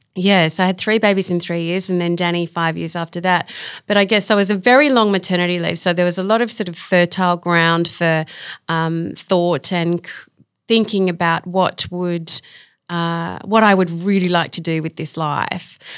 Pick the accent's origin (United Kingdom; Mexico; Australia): Australia; Sydney, New South Wales; I grew up in Belrose